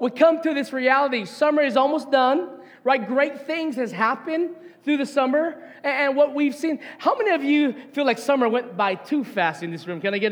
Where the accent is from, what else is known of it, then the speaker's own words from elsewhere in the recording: Hilo, Hawaii, United States; As a Hawaiian by blood, born and raised here